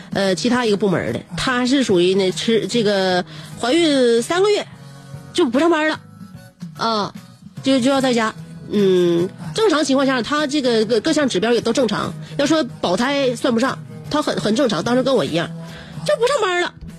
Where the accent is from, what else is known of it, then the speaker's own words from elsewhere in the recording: Northeast China, China; 我们东北人